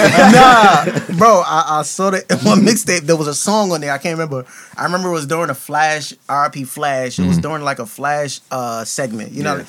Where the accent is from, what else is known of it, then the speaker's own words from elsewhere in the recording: Brooklyn, New York, United States; also born or lived in Queens; I was born in Brooklyn, I went to school in Brooklyn, but it's like, I'm not a Brooklyn nigga.